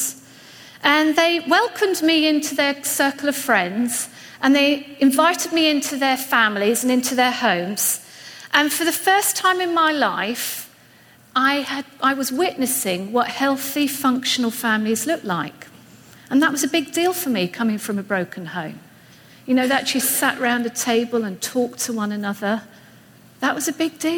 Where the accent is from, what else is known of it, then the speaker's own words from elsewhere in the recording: England, United Kingdom; moved away as an adult; you'll see that I sound different. I'm from England. We've been here about 5 years now